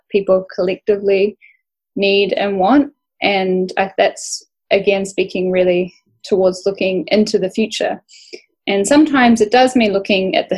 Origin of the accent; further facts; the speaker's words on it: Bundjalung country, New South Wales, Australia; growing up on Bundjalung country